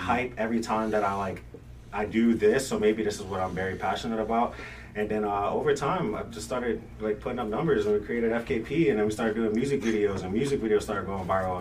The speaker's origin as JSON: {"language": "English", "region": "Virginia", "country": "United States", "tie": "born or raised there", "also_born_or_lived": "Brooklyn, New York", "said": "I was born in Brooklyn, but raised in Virginia"}